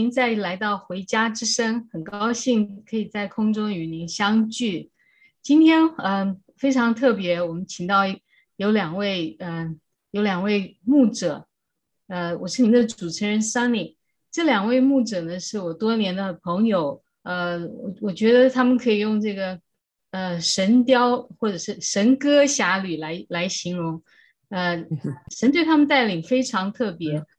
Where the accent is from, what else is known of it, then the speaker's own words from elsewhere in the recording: Taiwan; 我们都是在台湾长大的